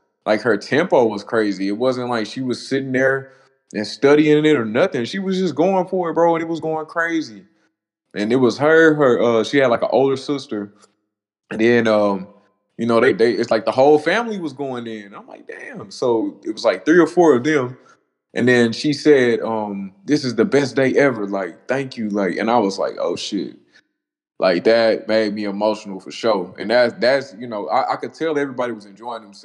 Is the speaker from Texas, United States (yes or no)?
yes; Dallas, Texas, United States; moved away as an adult; now in Tyler, United States; I was born in Tyler, but I grew up in Dallas